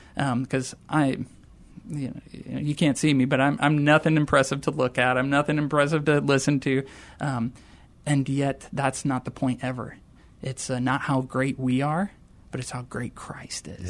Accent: rural Wisconsin, United States; moved away; I grew up in a very small town in rural Wisconsin, eight hundred folks in my hometown

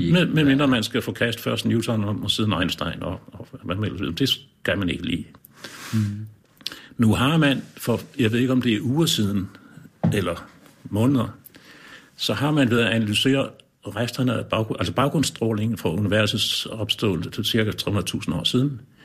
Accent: Lolland, Zealand, Denmark; nede på Lolland, hvor jeg kommer fra

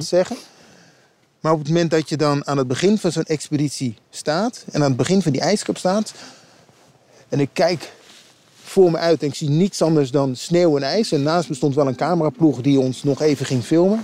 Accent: Utrecht, Netherlands; ik kom zelf uit Utrecht

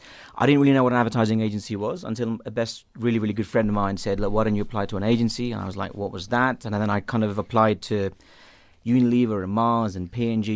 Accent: London, United Kingdom; moved away as an adult; also born or lived in Mumbai, India / Liberia; now in Johannesburg, South Africa; I've grown up in the UK.

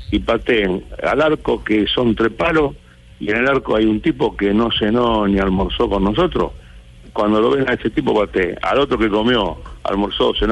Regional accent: Argentina; Es grande, ¿qué hacemos? Somos argentinos.

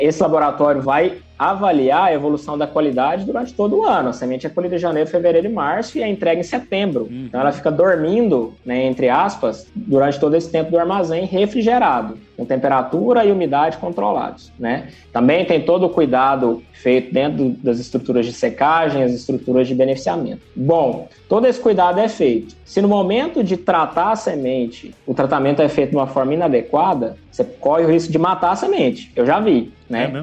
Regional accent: interior of Goiás, Brazil; also born or lived in Ceres, Goiás; mas sou goiano. tá? Nasci no interior de Goiás. É uma cidade bem pequenininha, próximo de Goiânia ali. E desde criança tive bastante contato com o agro

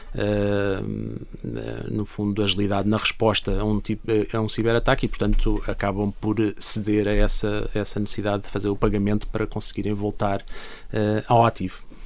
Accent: Portugal; nós como portugueses estando em Portugal

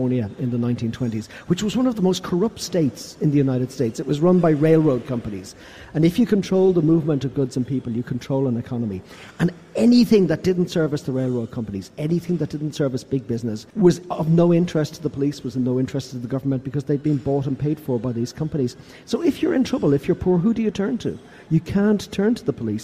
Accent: Ireland; I come from Ireland.

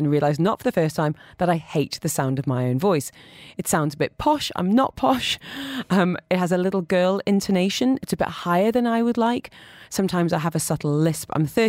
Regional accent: Dubai, United Arab Emirates; I speak rubbish French and English all right. But growing up in Dubai, I look at my kids and think, gosh, your friends are amazing.

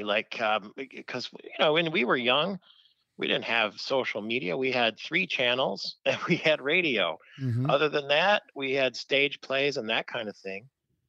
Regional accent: Wyandotte, Michigan, United States; moved away as an adult; Born in Wyandotte, Michigan, south of Detroit, right on the Detroit River, a very cute little place to come from, that's for sure.

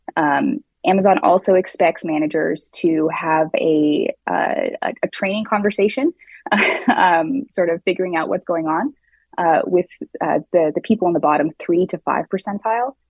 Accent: Seattle, Washington, United States; in Seattle, my hometown

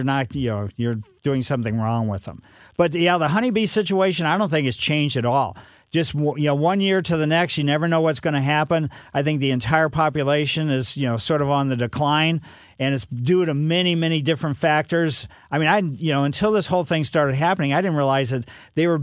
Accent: Ellisville, United States; As a kid growing up in Ellisville

